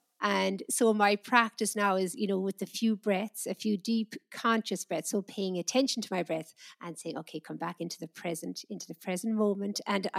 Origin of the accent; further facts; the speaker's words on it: Ireland; where I grew up in Ireland, I think if someone was sitting on the wall, it was seen as somebody had nothing better to do.